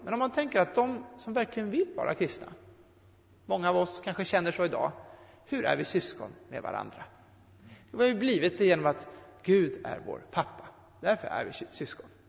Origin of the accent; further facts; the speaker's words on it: Sweden; Jag är född svensk